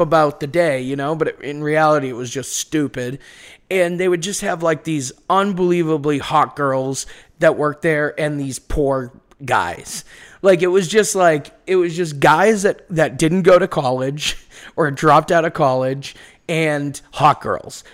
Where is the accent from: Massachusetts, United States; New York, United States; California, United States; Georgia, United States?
Massachusetts, United States; Beverly; accent: Boston; moved away as an adult; now in Los Angeles, United States; I'm from Beverly, which is like, uh, Manchester by the Sea